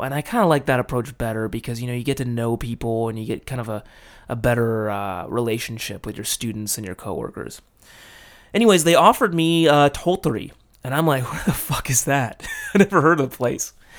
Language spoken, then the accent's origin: English; Los Angeles, California, United States; moved away as an adult; now in Japan; my hometown being L A, that's a pretty big ass city